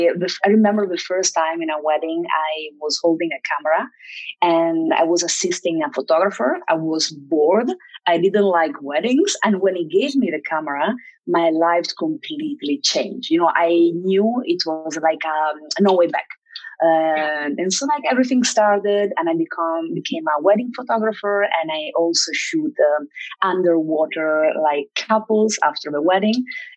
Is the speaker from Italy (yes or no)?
yes; Italy; English is a second language; now in Mexico; I'm from Italy, and my mom is German. So I do have two nationalities, and I learned German when I was a kid. I mean, I have, like, I would say a basic German. I speak much better Spanish and English than German.